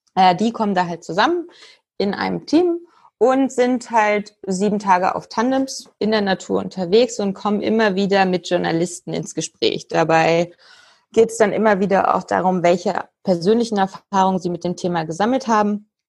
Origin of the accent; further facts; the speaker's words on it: Berlin, Germany; Ich komme aus Berlin oder spreche jetzt auch gerade aus Berlin